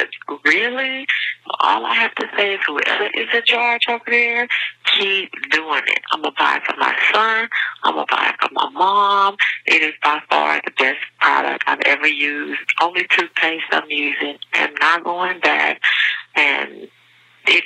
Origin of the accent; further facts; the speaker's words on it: Houston, Texas, United States; I'm from Houston, Texas